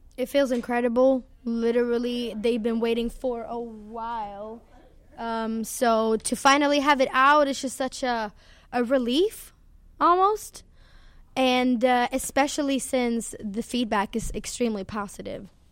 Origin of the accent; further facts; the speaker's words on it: Sweden; I'm from Sweden